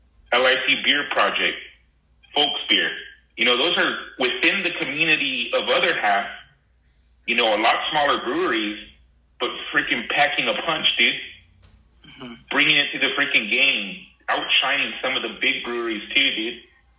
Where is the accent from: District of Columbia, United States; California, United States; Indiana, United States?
California, United States; Torrance; So I was born and raised in, I was born in Torrance, California.